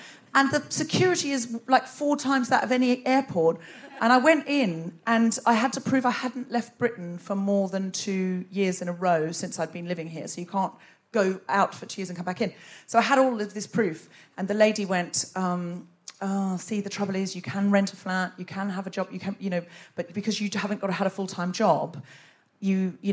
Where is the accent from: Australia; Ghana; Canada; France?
Australia; now in United Kingdom; I'm originally Australian.